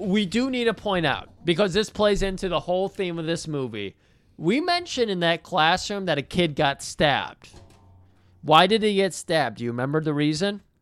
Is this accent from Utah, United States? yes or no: no; Michigan, United States; I'm from Michigan as well